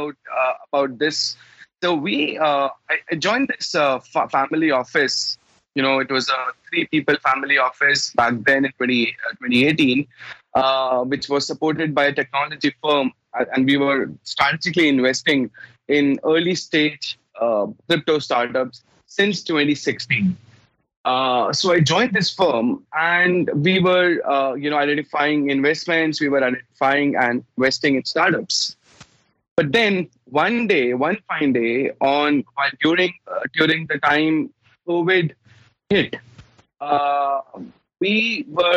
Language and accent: English; India; I'm from India